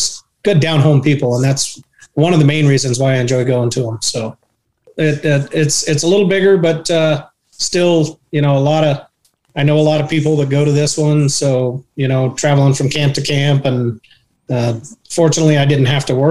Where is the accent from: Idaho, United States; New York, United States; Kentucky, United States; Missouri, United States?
Idaho, United States; now in Tucson, United States; I grew up in Idaho and grew up around country music